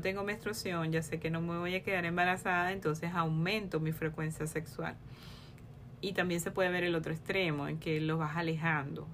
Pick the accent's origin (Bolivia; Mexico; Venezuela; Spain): Venezuela; soy médico venezolana